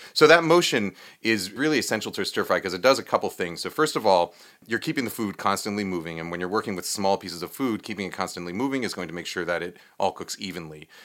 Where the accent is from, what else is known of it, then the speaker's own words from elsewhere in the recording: New York, United States; I grew up in New York